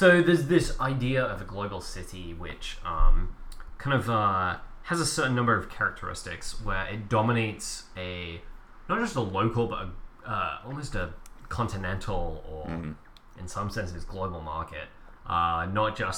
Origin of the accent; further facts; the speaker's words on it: England, United Kingdom; moved away; growing up in England